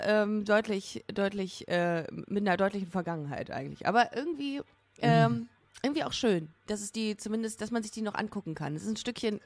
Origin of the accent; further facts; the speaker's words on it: Düsseldorf, North Rhine-Westphalia, Germany; ich bin in Düsseldorf aufgewachsen